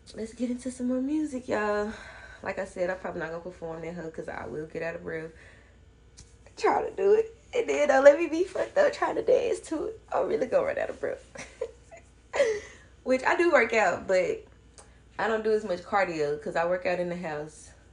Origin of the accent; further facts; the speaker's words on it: Memphis, Tennessee, United States; I'm from Memphis